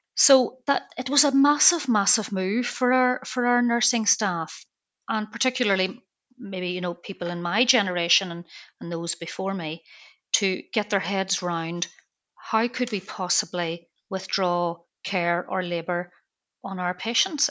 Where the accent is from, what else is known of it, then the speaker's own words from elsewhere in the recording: Belfast, Northern Ireland, United Kingdom; moved away; I'm from Belfast